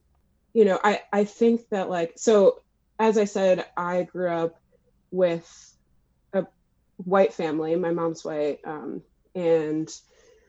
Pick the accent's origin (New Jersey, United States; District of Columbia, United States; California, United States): New Jersey, United States; moved away as an adult; now in Brooklyn, United States; I'm originally from Jersey, and I've been living in Brooklyn for about the last 6 years